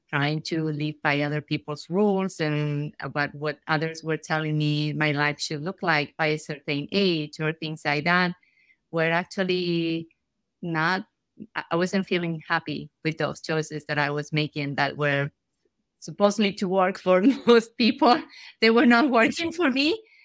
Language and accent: English; Argentina; moved away as an adult; now in United States; I'm from Argentina.